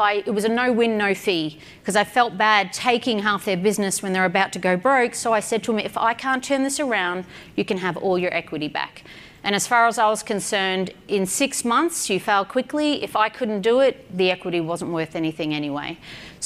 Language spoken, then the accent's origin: English; Australia; I'm an Aussie